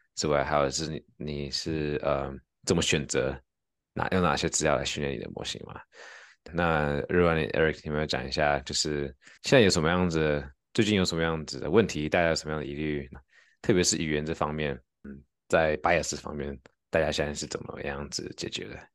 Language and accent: Chinese; Taiwan; accent: Taiwanese accent (in English); 我有那个英文有台湾腔